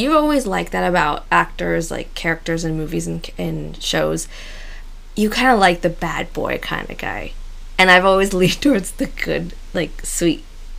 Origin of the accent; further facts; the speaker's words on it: Monterey Bay area, Northern California, United States; moved away; also born or lived in Pacific Northwest; I feel like even though we were technically Northern California, we were right on the cusp of being, like, we were in the middle of California. Yeah. We were just north of, like, the exact middle